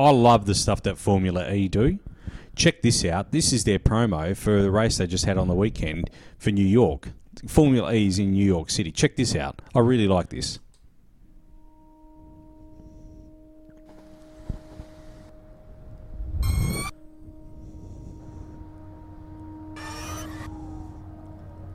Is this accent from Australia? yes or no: yes; Australia; also born or lived in Perth; being an Australian